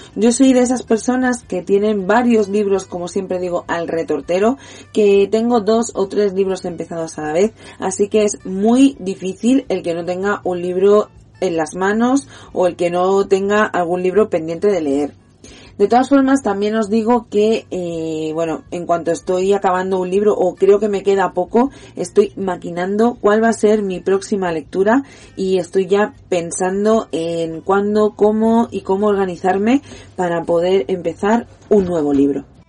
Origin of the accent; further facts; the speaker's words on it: Catalonia, Spain; soy catalana, soy niña de la TV3, del programa Club Super 3